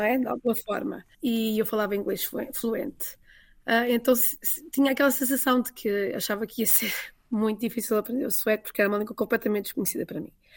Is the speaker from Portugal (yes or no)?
yes; Portugal; moved away as an adult; also born or lived in Falun, Sweden; now in Mockfjärd, Sweden; eu vinha com a minha estrutura portuguesa